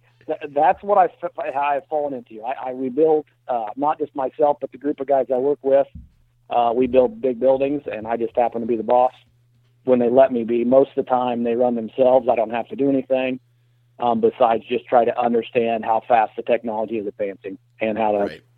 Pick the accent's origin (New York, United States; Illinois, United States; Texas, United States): Illinois, United States; of course, with Bowhunter Die and bowhunting.com, and I'm from Fulton County, Illinois, and I live outside of a small town called Ipava.